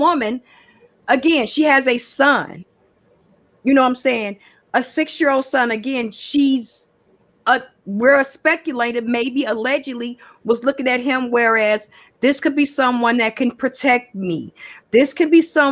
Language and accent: English; Chicago, Illinois, United States; I'm from Chicago. I'm from the West Side. I'm from Chicago